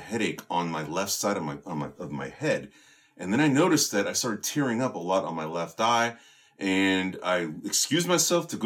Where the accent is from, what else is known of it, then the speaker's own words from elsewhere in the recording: San Francisco, California, United States; that's my hometown, you know, born and raised, proud San Franciscan